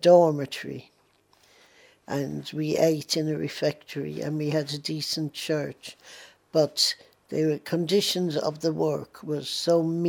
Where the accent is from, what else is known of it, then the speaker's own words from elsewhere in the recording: Ireland; now in London, United Kingdom; I still look on Ireland as my home. I am an Irish patriot.